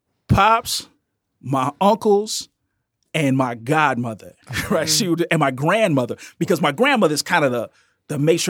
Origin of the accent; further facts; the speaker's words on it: Marianna, Arkansas, United States; now in Chicago, United States; So I'm from Marianna, Arkansas. I come to Chicago.